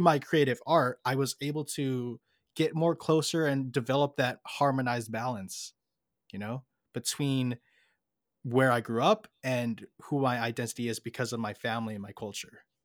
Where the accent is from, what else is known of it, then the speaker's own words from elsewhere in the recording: United States; I grew up here in America